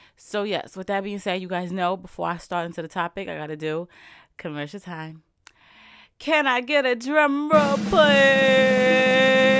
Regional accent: New York, United States; I'm from New York

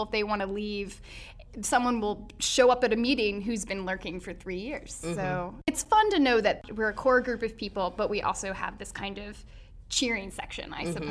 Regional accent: Louisville, Kentucky, United States; I'm also a native Louisvillian

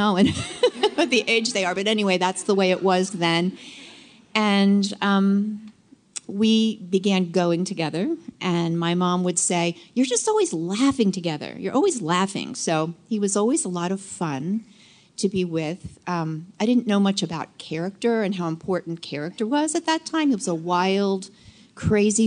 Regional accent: Washington, District of Columbia, United States; I was born in 1950 in Washington, D.C.

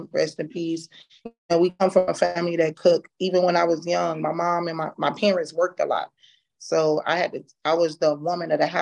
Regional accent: Chicago, Illinois, United States; moved away; also born or lived in Texas / Syracuse; I'm originally from Chicago

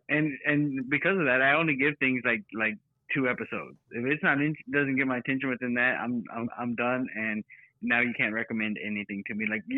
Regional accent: Texas, United States; no, I'm from Texas. We don't do baked beans down here.

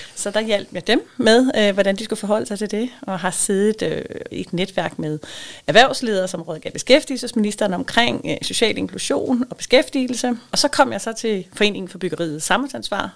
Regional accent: South Funen, Southern Denmark, Denmark; jeg er vokset op faktisk på Sydfyn

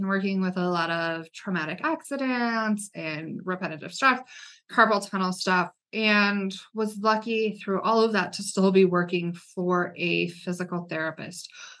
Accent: Gypsum, Colorado, United States; also born or lived in Florida; I spent most of my life growing up in Colorado, grew up in the mountains in Gypsum, Colorado

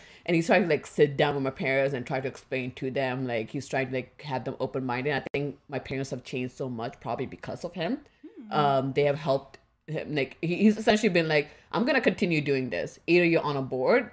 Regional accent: India; now in United States; I'm Indian.

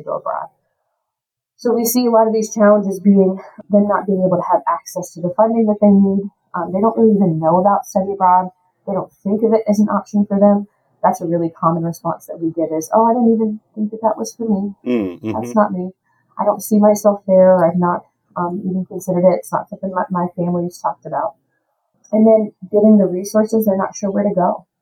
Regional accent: Louisiana, United States; also born or lived in Austin, Texas; now in Houston, United States; I'm from Louisiana

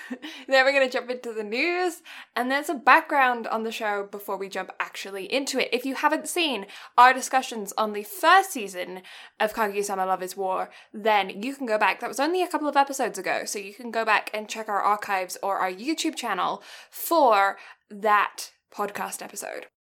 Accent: Canada; being a Canadian girl

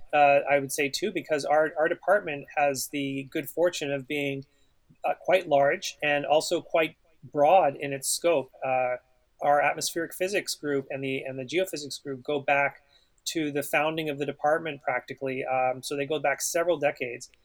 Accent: Ottawa, Ontario, Canada; as a student in Ontario, uh, in, growing up in Ottawa

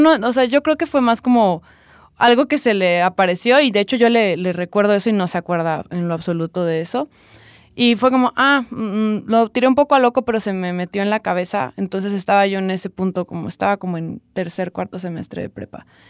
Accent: San Cristóbal de las Casas, Chiapas, Mexico; also born or lived in Tuxtla Gutiérrez, Chiapas; nací en Tuxtla, pero en realidad en la capital de Chiapas, pero en realidad vivo ahorita acá y realmente toda mi vida hasta los 18 viví aquí

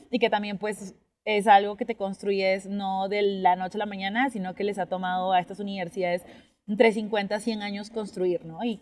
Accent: Colombia; born there; Sí, sí, yo nací en Colombia.

